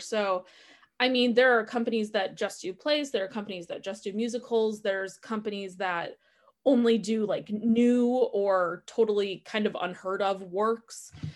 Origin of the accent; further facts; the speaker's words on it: Milwaukee, Wisconsin, United States; now in Madison, United States; I'm a born and bred Wisconsin girl. I grew up in Milwaukee